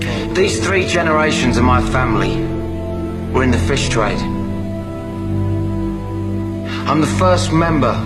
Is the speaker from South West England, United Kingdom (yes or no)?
no; London, United Kingdom; I'm an Englishman. I'm from Bermondsey, southeast London.